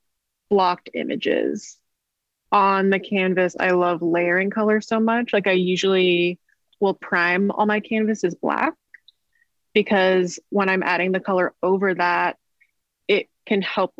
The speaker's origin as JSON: {"language": "English", "area": "Bay Area", "region": "California", "country": "United States", "moved": "as an adult", "lives_now": "Portland, United States", "said": "I'm originally from the Bay Area."}